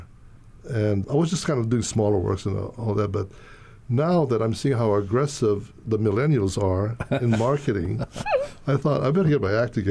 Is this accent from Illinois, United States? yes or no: no; Hawaii, United States; moved away as an adult; also born or lived in California